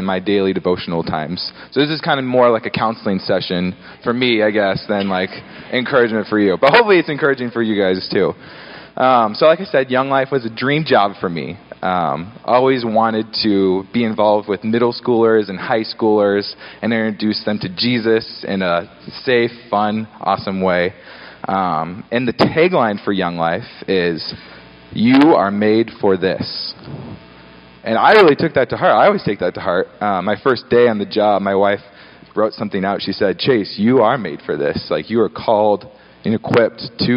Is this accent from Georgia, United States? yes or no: no; Gig Harbor, Washington, United States; also born or lived in Seattle; I grew up in Gig Harbor, Washington.